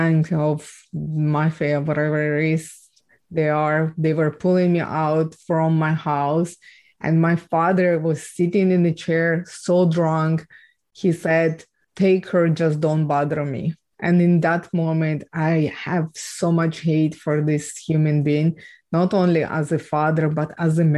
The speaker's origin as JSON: {"language": "English", "country": "Ukraine", "tie": "born or raised there", "said": "I was born and raised in Ukraine"}